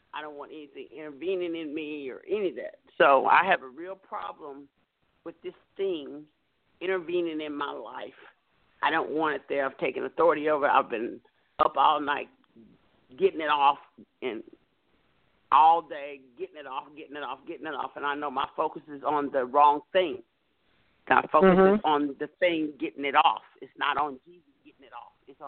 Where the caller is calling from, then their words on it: Dallas, Texas, United States; I'm calling from the Dallas area, Dallas, Texas.